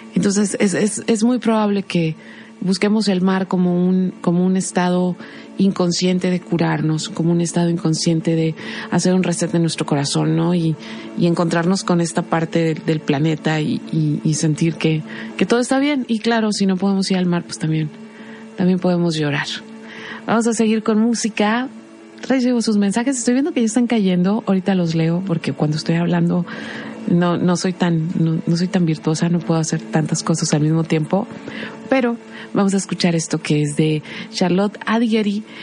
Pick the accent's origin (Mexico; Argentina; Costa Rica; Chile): Mexico; lo que somos como sociedad mexicana